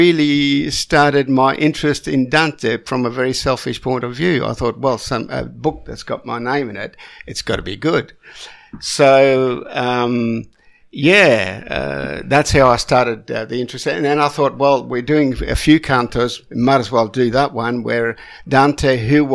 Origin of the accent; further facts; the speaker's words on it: Sicily, Italy; I come from the south. I come from Sicily.